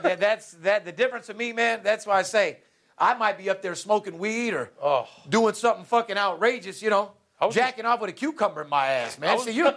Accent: Las Vegas, Nevada, United States; we're born and raised in Las Vegas.

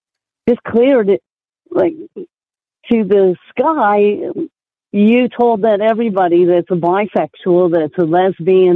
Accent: Oakland, California, United States; I grew up in Oakland, California

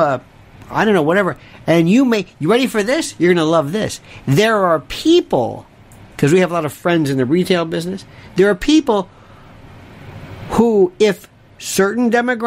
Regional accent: Florida, United States; moved away; I'm from Florida.

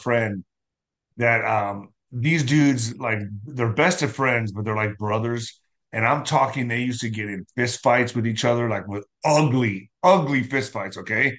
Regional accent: El Paso, Texas, United States

